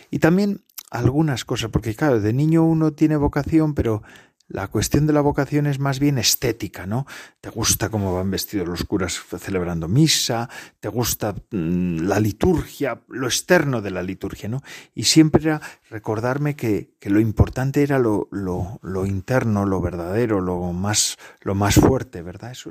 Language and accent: Spanish; Basque Country, Spain; en mi pueblo se, estaba, se daba la catequesis en euskera, en, nuestra lengua, vamos, de mi pueblo. Y claro, mi madre no era vasca, no era eh, no sabía euskera.